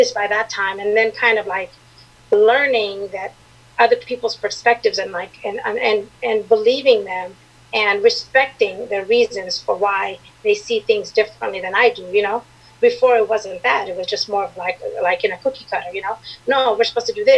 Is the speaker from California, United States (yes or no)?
yes; San Diego, California, United States; also born or lived in Eritrea; now in Arizona, United States; I'm originally from Eritrea, that's in East Africa, but I grew up in San Diego